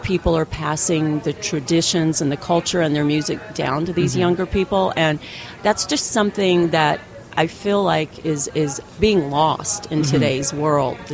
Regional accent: Appalachian Mountains, United States; moved away; we're from the Appalachian Mountains, and we went back home to our roots

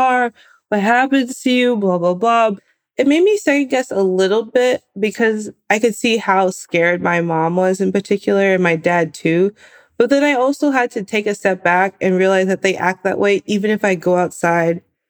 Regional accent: Bay Area, California, United States; I grew up in the Bay Area.

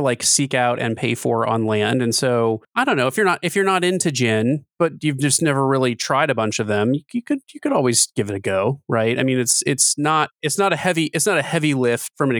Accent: Kentucky, United States; having grown up in Kentucky

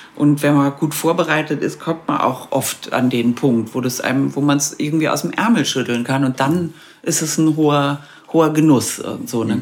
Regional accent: West Germany, Germany; now in Vienna, Austria; für mich dann irgendwie die Heimat Westdeutschland aus den 70er Jahren

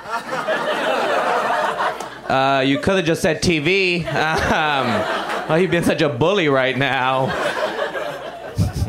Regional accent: Puerto Rico; moved away; I grew up in Puerto Rico

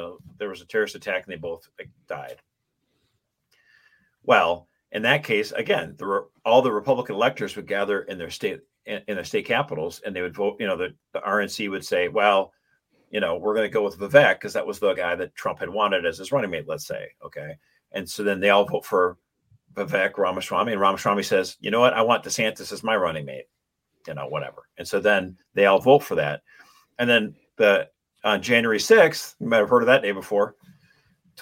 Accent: Minnesota, United States; when I was growing up in Minnesota

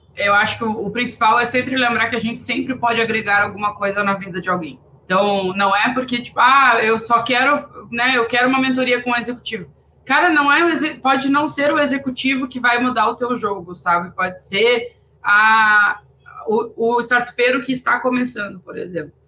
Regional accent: interior of Rio Grande do Sul, Brazil; Eu sou do interior do Rio Grande do Sul

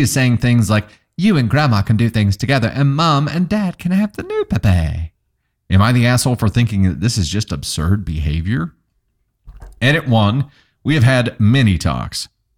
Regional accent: Joplin, Missouri, United States; nah, I'm from here. Or they'd be like, so where are you from? And I'd be like, oh yeah, I'm from Joplin, born and raised.

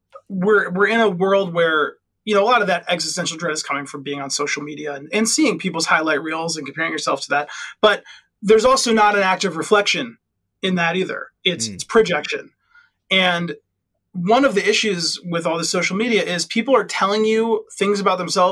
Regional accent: Midwest, United States; I'm from the Midwest

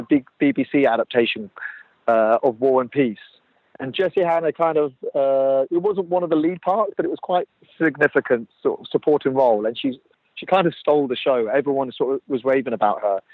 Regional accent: Jersey; I'm from Jersey, so I grew up on the island and I know it very well.

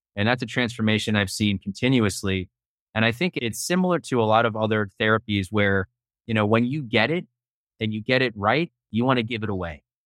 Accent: Hoboken, New Jersey, United States; also born or lived in New York City; I'm born and raised in Hoboken, New Jersey, right across the Hudson River from Manhattan

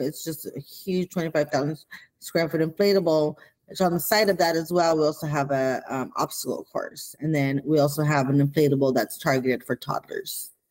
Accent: Pico Rivera, California, United States; also born or lived in Los Angeles, California; I was raised in Pico Rivera, California

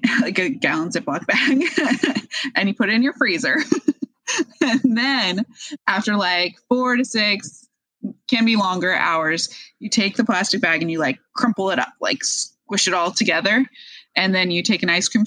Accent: Edgewood, Washington, United States; also born or lived in Park City, Utah / Fox Island, Washington; I grew up in Edgewood, which is North Puyallup

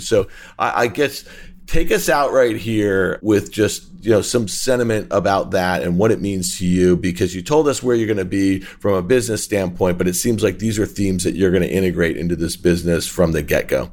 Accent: Syracuse, New York, United States; I grew up in Syracuse in Onondaga County

